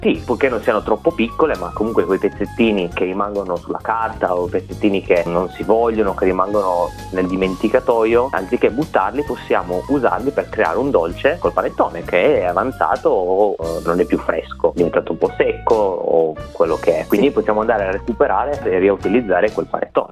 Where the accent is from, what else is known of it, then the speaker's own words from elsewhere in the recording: Italy; now in Melbourne, Australia; noi in Italia, o perlomeno da dove vengo io